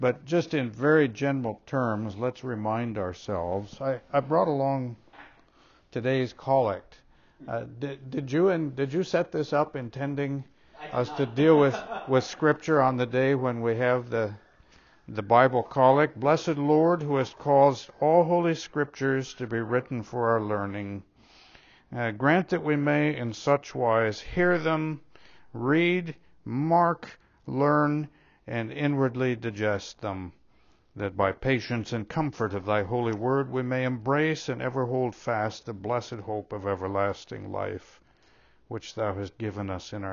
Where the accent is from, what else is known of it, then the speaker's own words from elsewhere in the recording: Minnesota, United States; Way back when I was still even in junior high, yeah, growing up in Minnesota, we didn't have middle schools, we had junior high